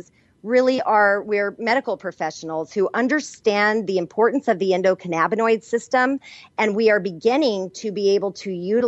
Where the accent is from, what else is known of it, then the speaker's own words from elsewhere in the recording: New Mexico, United States; I'm from New Mexico where I was trained and I learned from Native American healers and Hispanic curanderas